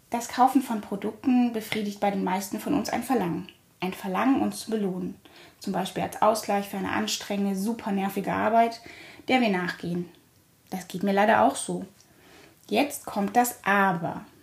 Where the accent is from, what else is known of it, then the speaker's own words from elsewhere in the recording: Germany; born there; Ich wurde in der DDR geboren, einem Staat, den es heute nicht mehr gibt.